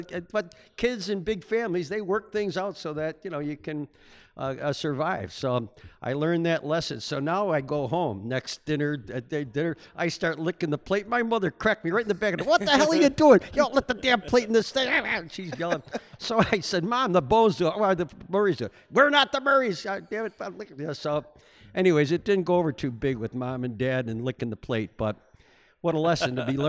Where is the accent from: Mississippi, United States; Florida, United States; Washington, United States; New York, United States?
New York, United States; Buffalo; Well, I was raised over in St. Teresa's Parish and as an only child, which was really unusual in South Buffalo.